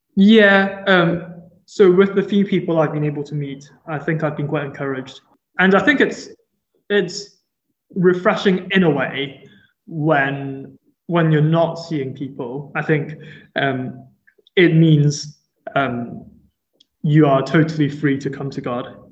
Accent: Hong Kong; moved away as an adult; also born or lived in Durham, United Kingdom; now in Liverpool, United Kingdom; I grew up in Hong Kong and I came to the UK in 2016 um, to first do my bachelor's degree in Durham.

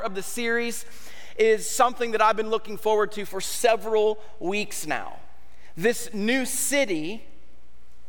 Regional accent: United States; as an American society

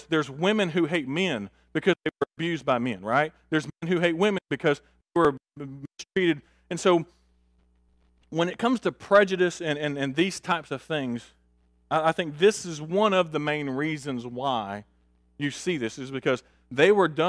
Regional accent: Augusta, Georgia, United States; I talked about my personal experience last week of growing up in Augusta on the street that we grew up on.

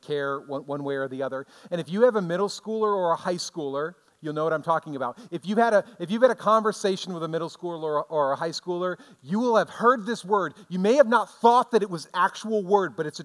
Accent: United States; as an American Christian

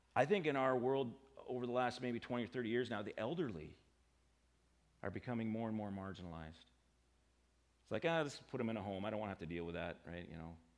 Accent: United States; I'm an American

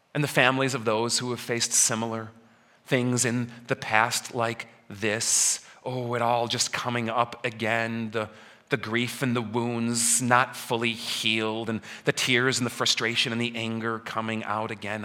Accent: Elmhurst, Illinois, United States; moved away; my hometown of Elmhurst, where I grow up

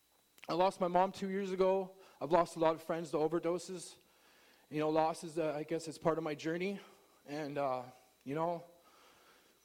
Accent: Penticton, British Columbia, Canada; I was born in Penticton, BC on December 31st, 1980. I'm local. Wandered these streets before.

